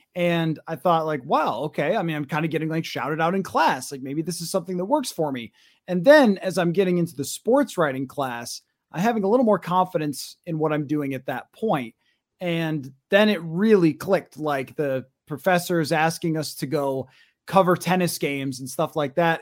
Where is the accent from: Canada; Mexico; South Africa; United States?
United States; western New York; moved away as an adult; now in Minnesota, United States; I kinda grew up in a small town, maybe an hour outside of Rochester and Buffalo